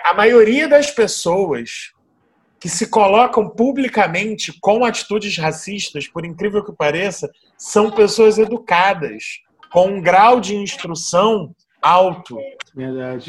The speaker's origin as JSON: {"language": "Portuguese", "country": "Brazil"}